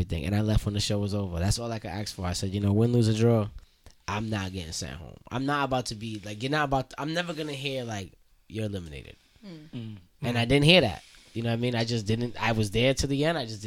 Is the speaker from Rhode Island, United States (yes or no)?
yes; Rhode Island, United States; I'm from Rhode Island